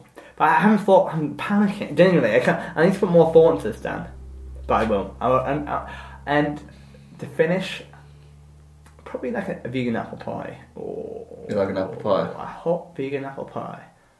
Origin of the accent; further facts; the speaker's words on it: United Kingdom; we're so British.